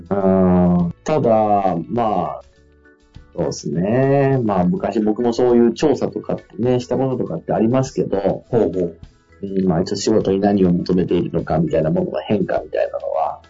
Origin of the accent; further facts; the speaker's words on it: Fukui, Japan; now in Tokyo, Japan; 地元の福井の拠点